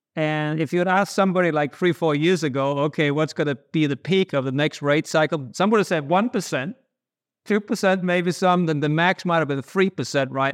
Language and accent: English; Denmark; moved away as an adult; now in United States; I grew up in Denmark in the eighties